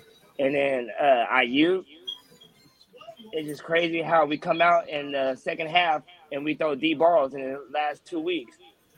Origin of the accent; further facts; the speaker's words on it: Washington, United States; I'm from Washington State. You know what I'm saying? I'm supposed to be a Seahawks fan.